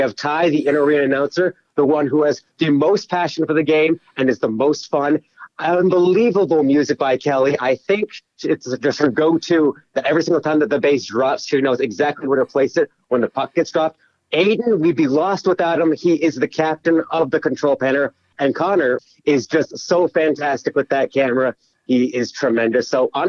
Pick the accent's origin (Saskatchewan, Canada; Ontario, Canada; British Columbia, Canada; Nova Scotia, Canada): British Columbia, Canada; Sechelt; now in Nelson, Canada; I did a little bit of hockey as well back in my hometown, the Sunshine Coast, Seychelles.